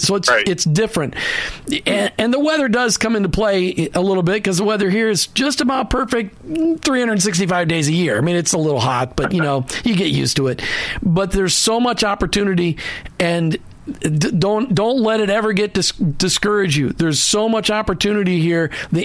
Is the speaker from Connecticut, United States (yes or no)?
no; Minneapolis, Minnesota, United States; now in Tampa, United States; I grew up in Minneapolis, and Cleveland.